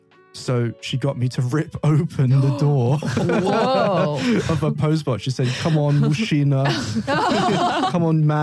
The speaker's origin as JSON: {"language": "English", "region": "London", "country": "United Kingdom", "moved": "yes", "lives_now": "Novosibirsk, Russia", "said": "I'm from London"}